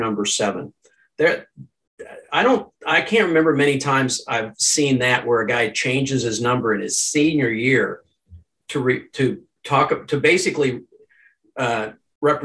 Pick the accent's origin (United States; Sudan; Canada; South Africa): United States; Kansas; I'm from Kansas